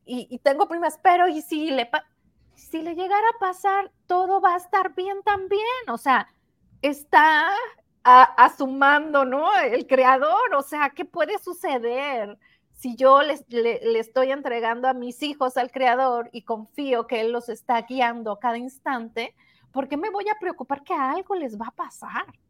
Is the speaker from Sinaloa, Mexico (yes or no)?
yes; Sinaloa, Mexico; moved away; la ciudad de donde somos